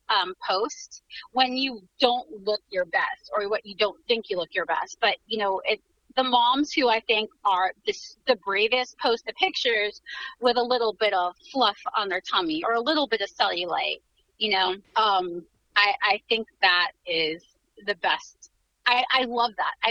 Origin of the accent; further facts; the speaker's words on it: New York, United States; I was born in New York.